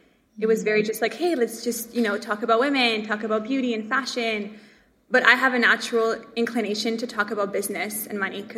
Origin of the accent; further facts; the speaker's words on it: Montreal, Quebec, Canada; I grew up in Montreal